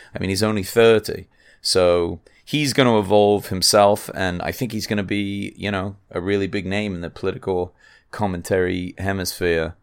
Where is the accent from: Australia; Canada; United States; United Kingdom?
United Kingdom; England; moved away; I'm from England